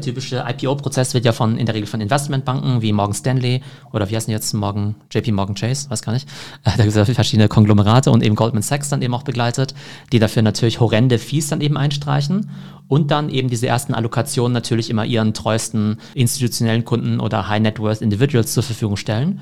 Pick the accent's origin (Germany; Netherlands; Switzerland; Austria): Germany; ich als Deutscher